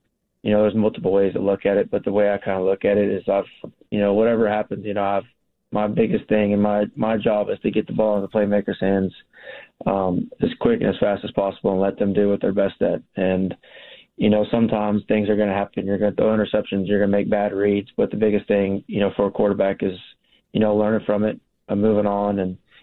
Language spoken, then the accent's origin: English; Texas, United States; We're both from Texas, or, you know, we like being in Texas